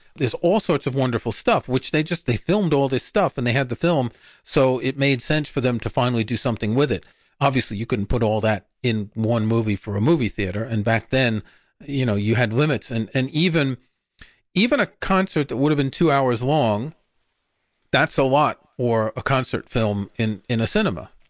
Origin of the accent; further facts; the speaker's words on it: New York City, New York, United States; growing up in Queens, New York, and we would go to a movie theater in Forest Hills